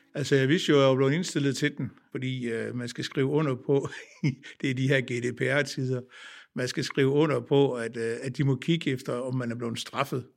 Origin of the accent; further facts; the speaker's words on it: Ringkøbing, Central Denmark Region, Denmark; moved away; jeg er født og opvokset øh, på egen omkring Ringkøbing, øh, på Holmsland, øh, midt imellem Ringkøbing og Søndervig